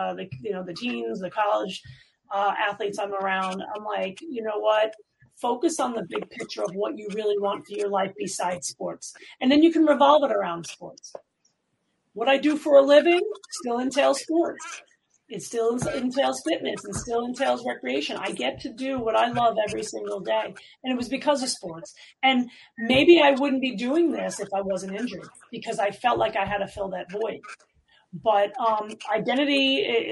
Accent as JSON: {"language": "English", "town": "New York City", "region": "New York", "country": "United States", "tie": "born or raised there", "said": "I grew up in New York City."}